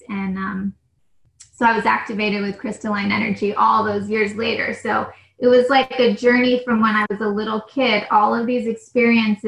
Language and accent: English; New Mexico, United States; now in California, United States; I'm from New Mexico